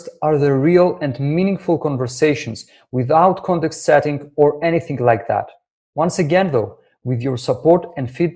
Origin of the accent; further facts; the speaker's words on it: Greece; English is a second language; my English isn't perfect. I was born and raised in Greece